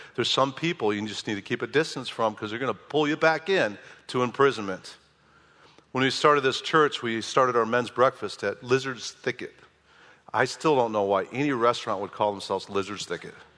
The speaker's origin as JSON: {"language": "English", "region": "Midwest", "country": "United States", "also_born_or_lived": "Southern California", "moved": "as an adult", "said": "I'm from the Midwest"}